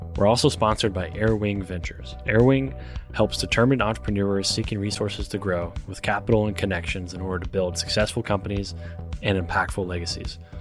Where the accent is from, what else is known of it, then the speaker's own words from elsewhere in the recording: Elizabethtown, Kentucky, United States; moved away; somebody that grew up in Elizabethtown